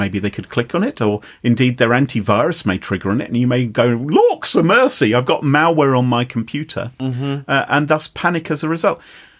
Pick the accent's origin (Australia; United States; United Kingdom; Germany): United Kingdom; England; accent: Queen's English / received pronunciation; also born or lived in Oxford